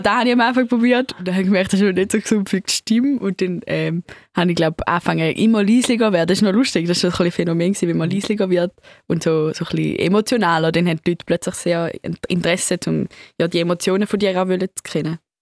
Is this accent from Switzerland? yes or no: yes; St. Gallen, Switzerland; accent: Swiss; mein englischer Akzent ist jetzt so ein, ein Mix zwischen so Schweizer Akzent ähm, und irgendwie so amerikanischem